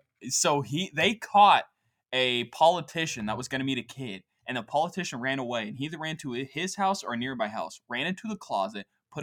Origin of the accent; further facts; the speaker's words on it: Scotland, United Kingdom; I mean, I'm from Scotland. This is nothing to me.